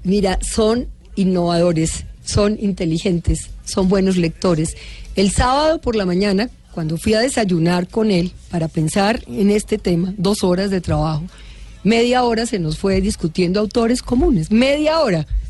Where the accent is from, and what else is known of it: Colombia